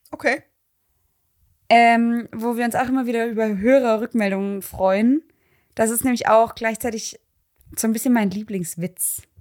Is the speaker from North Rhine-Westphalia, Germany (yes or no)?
yes; Ruhr area, North Rhine-Westphalia, Germany; Also ich komme aus dem Ruhrgebiet.